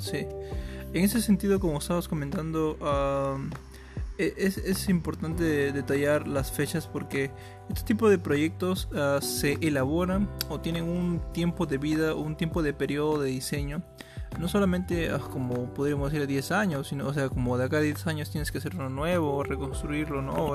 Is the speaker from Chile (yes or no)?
no; Peru; nosotros somos de Perú, acá en Perú